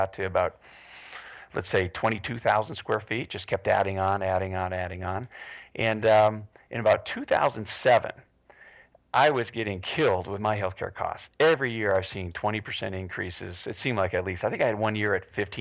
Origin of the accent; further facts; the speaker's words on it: Toronto, Ontario, Canada; moved away as an adult; now in Phoenix, United States; I grew up in Toronto and studied there, and we moved to Phoenix in 1995